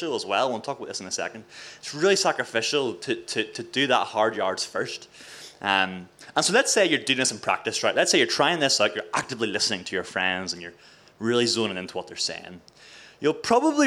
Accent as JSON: {"language": "English", "area": "Mid-Ulster", "region": "Northern Ireland", "country": "United Kingdom", "also_born_or_lived": "Coleraine", "said": "I'm from Mid-Ulster, right? I'm a wee country Christian Presbyterian boy"}